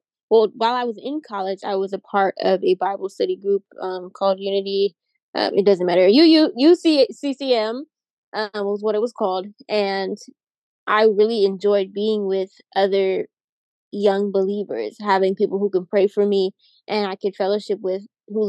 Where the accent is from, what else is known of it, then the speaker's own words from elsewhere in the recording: Pittsburgh, Pennsylvania, United States; I'm from Pittsburgh, PA